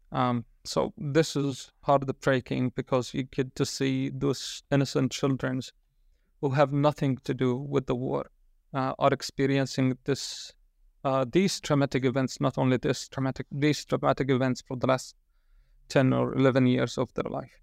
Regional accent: Gaza, Gaza Strip, Palestine; moved away as an adult; now in Bethlehem, Palestine; I'm originally from Gaza.

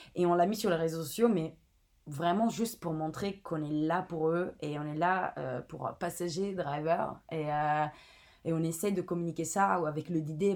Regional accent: Italy; French is a second language; moved away as an adult; also born or lived in Palermo / Milan; now in Paris, France; je viens d'Italie

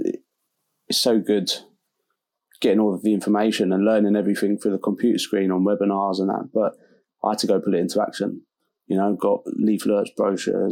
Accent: London, United Kingdom; moved away as an adult; also born or lived in Dartford, Kent; now in Hull, United Kingdom; grew up Southeast London

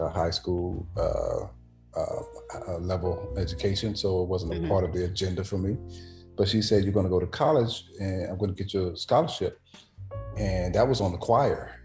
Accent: Anderson, South Carolina, United States; I am originally from Anderson, South Carolina

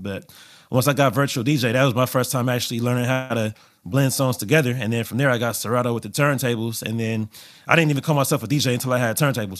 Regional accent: Los Angeles, California, United States; growing up in L A, I would say growing up, uh, being born in the eighties and being in L A the entire nineties and early two thousands

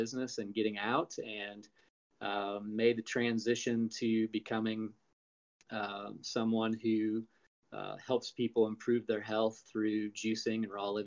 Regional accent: Indiana, United States; I grew up in Indiana on a farm, small family farm that had been in the family since the 1800s

